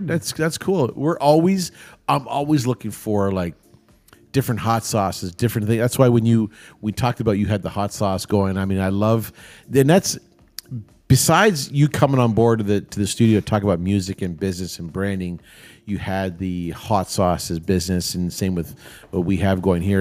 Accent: Toronto, Ontario, Canada; I grew up down in Saint Clair

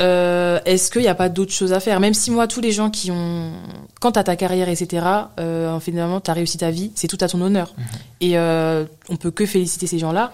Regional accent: France; also born or lived in London; now in Paris, France; je suis née en France, je suis française

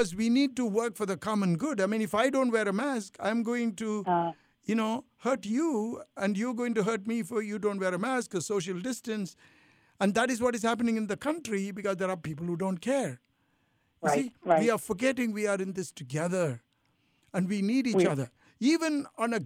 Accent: India; also born or lived in Italy; now in United States; I feel I'm Indian, but I lived in Italy. I feel Italian. I've lived in America all these years

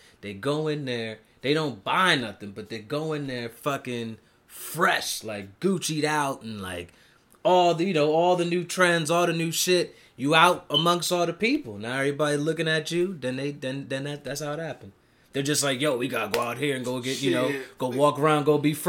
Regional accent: Columbia, Maryland, United States; I grew up in Columbia.

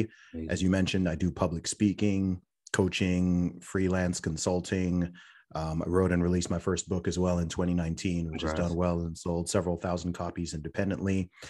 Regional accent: Saudi Arabia; also born or lived in United Kingdom; originally from the UK, born in the UK, family background originally from Nigeria. I was raised in Saudi Arabia, went to an international/American school out there, which is why my accent confuses a lot of people.

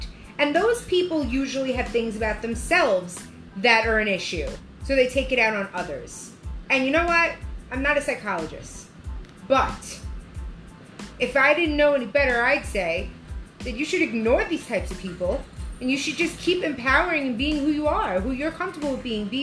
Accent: United States; We're American.

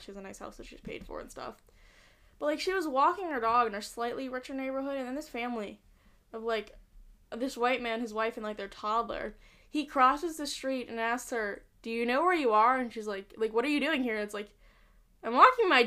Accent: Utah, United States; I grew up in Utah, and I went to really nice schools

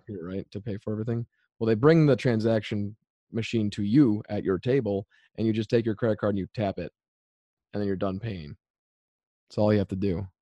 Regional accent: Madison, Wisconsin, United States; I'm actually from Madison, Wisconsin

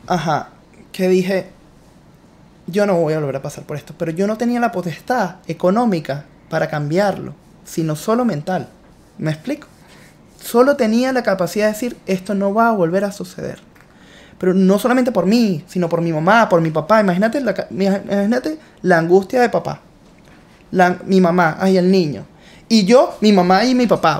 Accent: Guatire, Miranda, Venezuela; now in United States; fui selección de Miranda

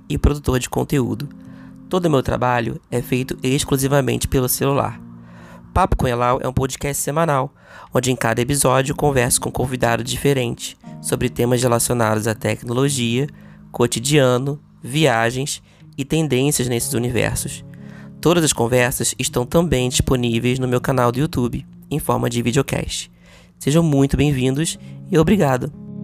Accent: Rio de Janeiro, Brazil; sou carioca

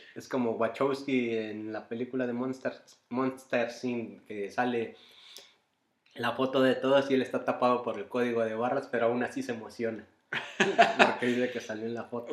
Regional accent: Mexico; now in Bonn, Germany; yo soy mexicano

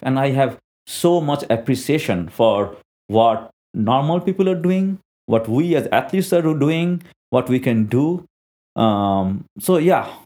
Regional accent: India; I'm an Indian national.

